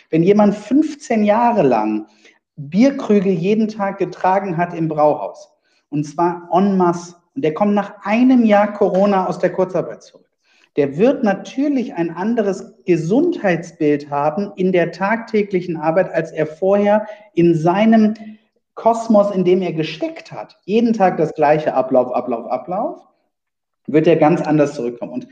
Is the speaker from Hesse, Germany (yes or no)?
no; Wuppertal, North Rhine-Westphalia, Germany; Nee, ich komme aus Wuppertal.